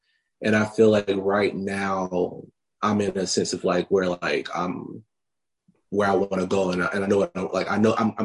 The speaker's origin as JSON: {"language": "English", "town": "Meridian", "region": "Mississippi", "country": "United States", "tie": "born or raised there", "moved": "yes", "lives_now": "Atlanta, United States", "said": "growing up in Mississippi"}